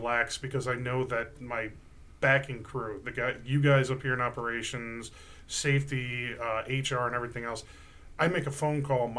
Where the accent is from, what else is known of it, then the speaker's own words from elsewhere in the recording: Cleveland, Ohio, United States; also born or lived in Virginia Beach, Virginia; We moved into the Cleveland area in 91.